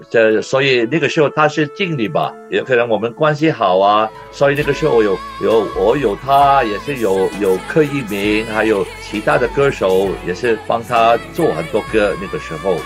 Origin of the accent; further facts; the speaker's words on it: Hong Kong; 我在香港出生的